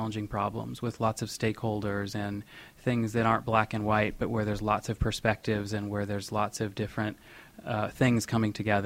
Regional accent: West Michigan, United States; moved away as an adult; now in New York City, United States; I grew up in West Michigan

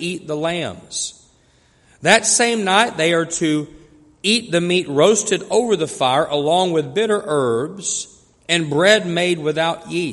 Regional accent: West Texas, United States; growing up in the West Texas oil fields

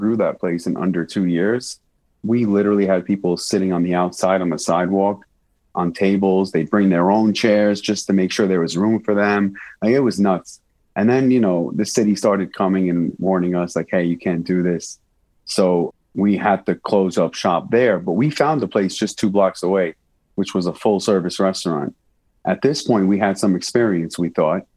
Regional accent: New York City, New York, United States; moved away as an adult; now in Las Vegas, United States; New York's my home. I'm born and raised there. I'm a New Yorker living in Vegas now.

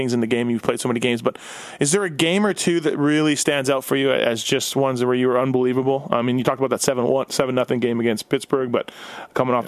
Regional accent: Winnipeg, Manitoba, Canada; growing up in Winnipeg

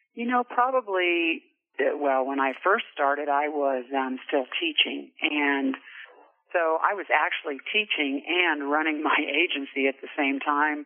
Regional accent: Lyons, Kansas, United States; moved away as an adult; also born or lived in Emporia, Kansas; now in Casper, United States; I was born and raised in Lyons, Kansas, little little small town right in the middle of the state

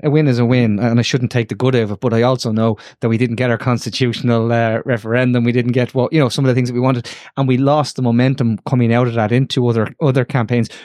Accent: Dublin, Leinster, Ireland; I grew up, I, I kicked the football in, in, uh, Ormond Square

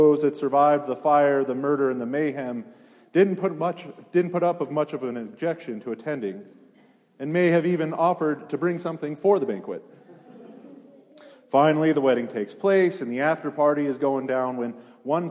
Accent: Granby, Colorado, United States; Granby, it's where I grew up.

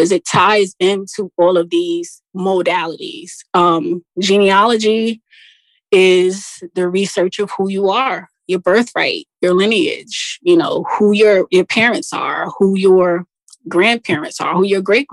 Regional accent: Jersey City, New Jersey, United States; I am a Jersey girl, actually. I was born and raised in Jersey City, New Jersey.

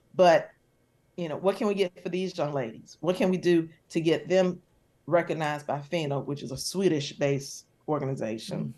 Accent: Charlotte, North Carolina, United States; I'm from Charlotte, and everyone I knew swam

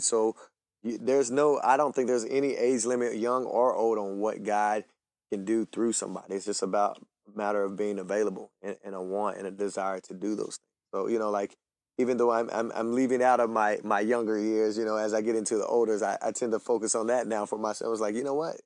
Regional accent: Hickory, North Carolina, United States; I grew up in Hickory, North Carolina from a huge family

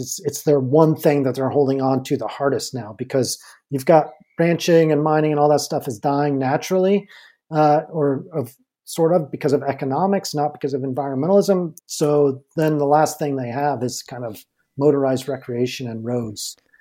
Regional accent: Durango, Colorado, United States; I'm from Durango

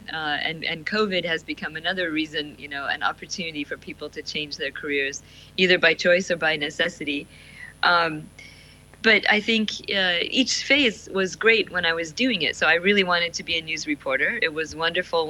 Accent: Barrow, Alaska, United States; now in Shanghai, China; I grew up in Alaska, and of course that's part of the US in case yeah. In case that's not clear. But not just Alaska, but northern Alaska. So a very remote and isolated part of the world. In my hometown, which is Barrow, Alaska

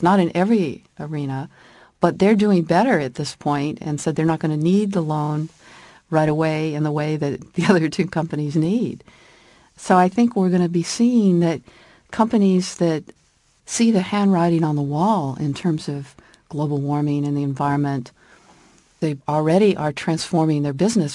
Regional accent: California, United States; moved away as an adult; also born or lived in Washington, D.C., United States; living in Washington, D C for fifteen years after growing up in California

